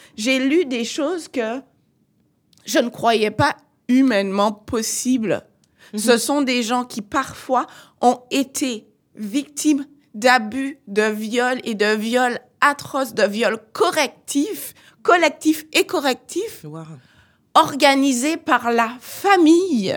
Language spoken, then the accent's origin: French; Martinique; je viens de la Martinique.